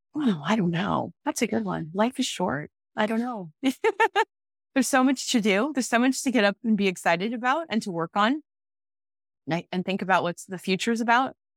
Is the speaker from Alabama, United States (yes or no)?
no; Omaha, Nebraska, United States; also born or lived in Council Bluffs, Iowa / Texas; growing up in Nebraska